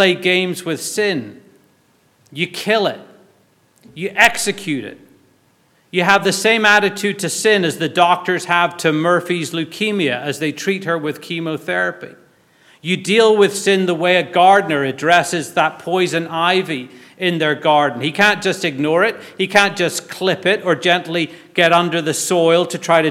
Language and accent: English; Belfast, Northern Ireland, United Kingdom; When I was growing up in Belfast, our church youth group, or youth fellowship as we called it